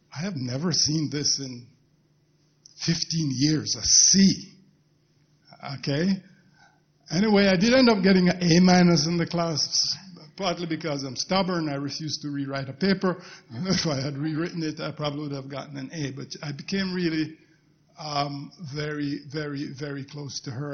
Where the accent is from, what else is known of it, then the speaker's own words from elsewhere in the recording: Jamaica; moved away as an adult; now in United States; the community where I grew up in Jamaica